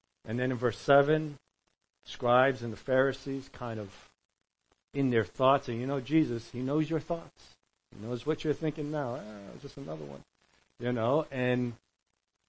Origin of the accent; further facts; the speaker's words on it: New York, United States; We're from New York